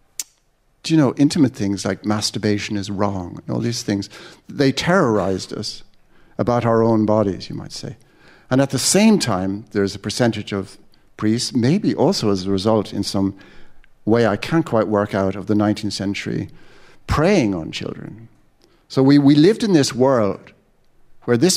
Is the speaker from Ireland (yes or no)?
yes; Ireland; also born or lived in London